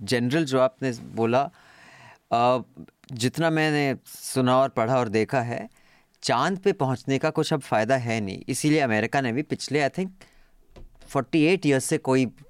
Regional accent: Dehradun, Uttarakhand, India; मैं देहरादून में पला बड़ा हूँ सेवेंटीज़ और एट्टीज़ में

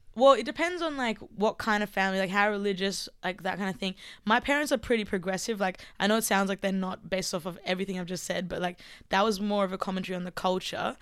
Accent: Armidale, New South Wales, Australia; accent: Australian; I was born here, like, in Armidale.

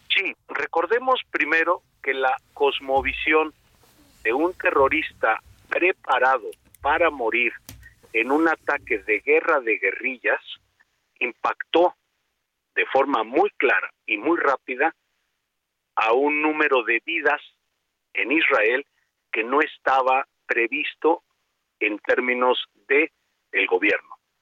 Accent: Mexico; como mexicanos

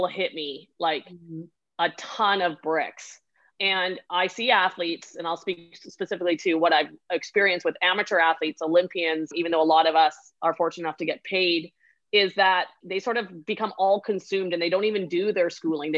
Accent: Vancouver Island, British Columbia, Canada; I'm from Vancouver Island. So we would ski at my home hill, which I love endlessly, is Mount Washington on the island

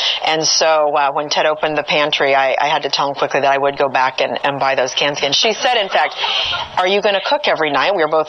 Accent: California, United States; I grew up in California, in a home where my parents spent a lot of time outdoors.

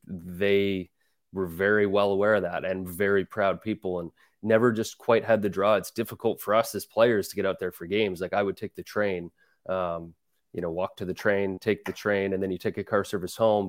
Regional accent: Calgary, Alberta, Canada; now in New York, United States; growing up in Calgary, I, I love going to Flames games

